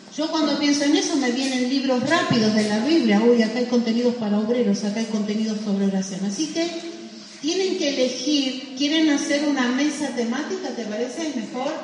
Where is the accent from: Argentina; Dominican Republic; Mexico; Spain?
Argentina